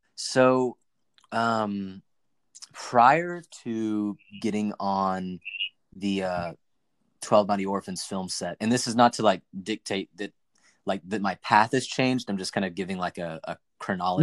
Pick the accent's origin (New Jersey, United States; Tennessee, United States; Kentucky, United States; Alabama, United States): Tennessee, United States; Knoxville; moved away as an adult; also born or lived in Nashville, Tennessee / New York; I grew up in Knoxville, Tennessee